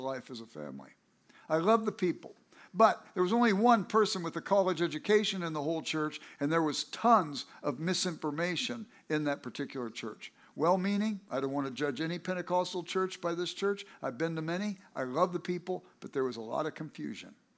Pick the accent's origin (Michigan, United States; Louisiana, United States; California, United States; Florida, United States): California, United States; Los Angeles; I grew up in South Central Los Angeles